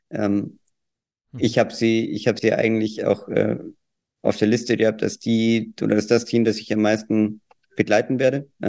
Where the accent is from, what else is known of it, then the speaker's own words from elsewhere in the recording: Austria; Ich habe keine Worte mehr für Deutschland. Äh, bin ja auch Österreicher.